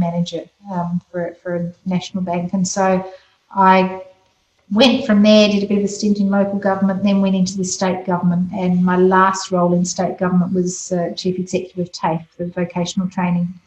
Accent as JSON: {"language": "English", "town": "Adelaide", "region": "South Australia", "country": "Australia", "tie": "born or raised there", "also_born_or_lived": "Scotland", "said": "we had come out from Scotland, so I was we came to Scotland with my three brothers in the late 60s, so very typical of what was called the 10-pound poms, except we were Scottish. And growing up in Athelstan"}